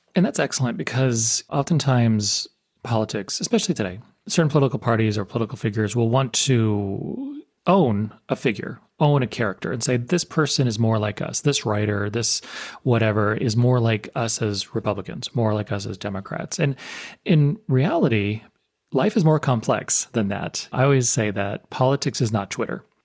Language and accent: English; United States; being American